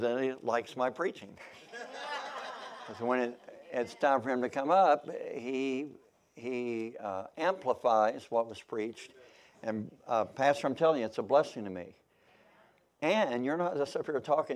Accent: Kentucky, United States; also born or lived in Missouri; now in Oklahoma, United States; I was born in Missouri. I grew up in Kentucky. So I feel like I'm a Kentuckian, even though I was born in Missouri. But I've been in Oklahoma since 1978.

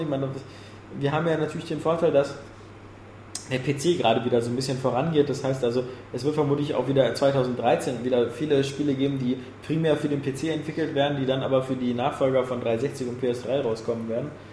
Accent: Germany; als Deutsche

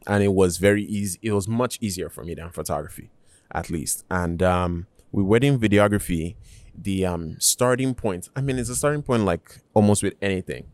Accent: Nigeria; now in United States; I was born in Nigeria

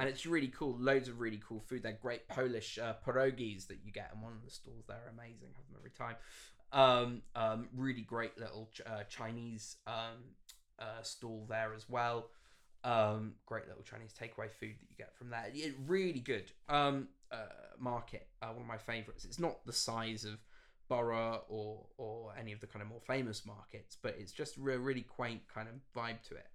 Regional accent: Bath, South West England, United Kingdom; moved away as an adult; also born or lived in Sidcup; now in London, United Kingdom; I grew up in Bath, very much, uh, from the Southwest.

